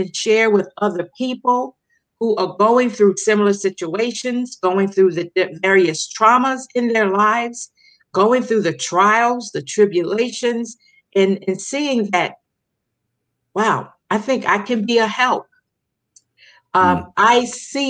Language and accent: English; Baltimore, Maryland, United States; also born or lived in Paterson, New Jersey; now in Las Vegas, United States; I was born in Baltimore, Maryland. And then I spent over 30 years in Paterson, New Jersey. And I am now in the sunny state of Las Vegas, Nevada.